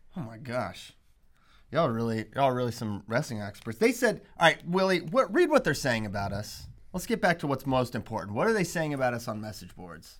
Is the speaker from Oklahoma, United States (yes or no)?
no; Shenandoah Valley, Virginia, United States; I'm from the Shenandoah Valley, baby, and I'm proud.